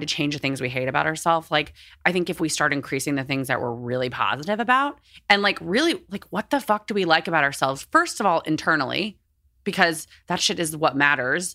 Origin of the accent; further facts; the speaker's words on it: Texas, United States; I grew up in Texas in, like, a, like, a religious household